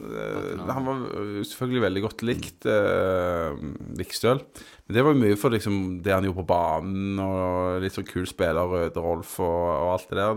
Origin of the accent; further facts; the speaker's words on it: Tananger, Rogaland, Norway; Jeg vokste opp på Tananger